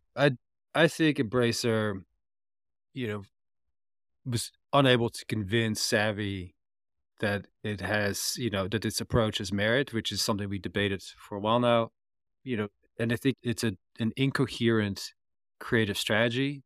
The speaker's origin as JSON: {"language": "English", "country": "Netherlands", "said": "I come from the Netherlands"}